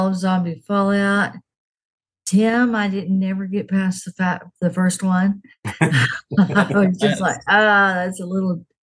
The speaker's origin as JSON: {"language": "English", "region": "Texas", "country": "United States", "said": "I'm from Texas. I currently live just outside of Austin."}